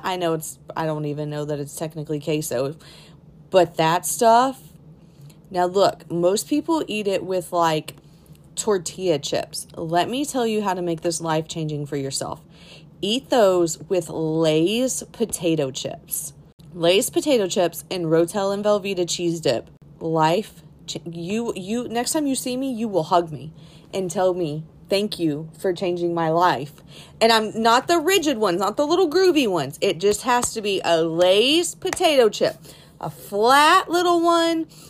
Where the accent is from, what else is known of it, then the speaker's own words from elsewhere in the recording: Texas, United States; I'm a Tex Mex person, obviously, growing up in Texas.